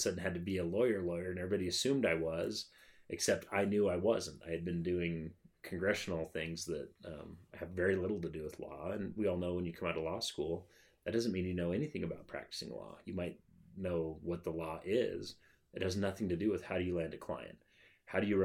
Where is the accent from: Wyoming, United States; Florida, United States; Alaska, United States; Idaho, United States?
Wyoming, United States; Casper; now in Cheyenne, United States; I grew up in Casper, but coming back to Cheyenne